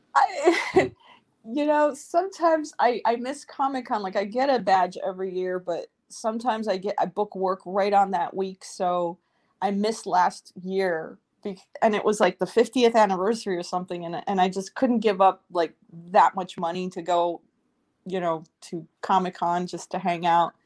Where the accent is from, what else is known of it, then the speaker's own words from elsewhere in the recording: New York City, New York, United States; moved away as an adult; also born or lived in Moscow, Russia; now in Los Angeles, United States; I was born in Moscow, and then my family emigrated to the US when I was four years old, and I grew up in New York City